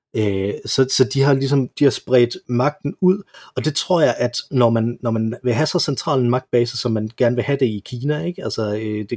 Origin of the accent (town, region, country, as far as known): Denmark